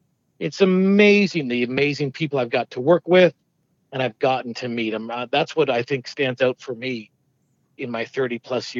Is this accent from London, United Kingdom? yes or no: yes; London, United Kingdom; I was born in London, grew up in London.